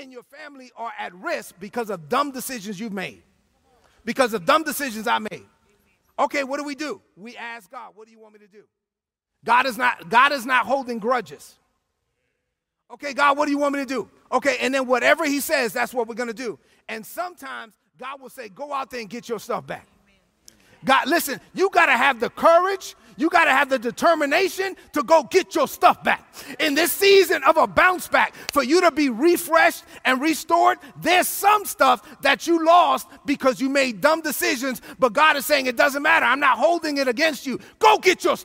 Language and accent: English; New York City, New York, United States; I'm from Brooklyn, because I'm from Brooklyn.